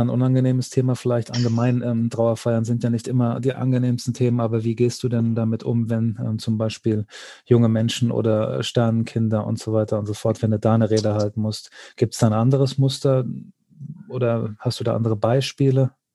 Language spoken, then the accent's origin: German; Hesse, Germany; bei uns in Hessen